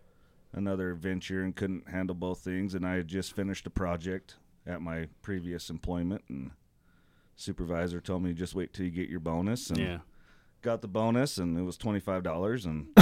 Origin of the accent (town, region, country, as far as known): Clearfield, Pennsylvania, United States; born or raised there